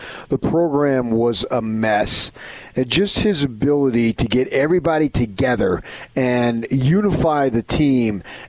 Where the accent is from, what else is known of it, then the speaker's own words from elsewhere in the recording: Arizona, United States; I grew up in Arizona, went to ASU